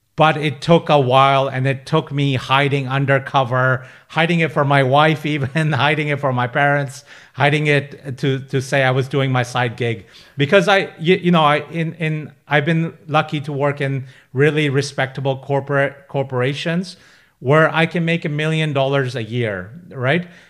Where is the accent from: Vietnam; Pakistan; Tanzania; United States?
Pakistan; now in United Kingdom; I'm a British Pakistani. I'm a first generation immigrant to the U K.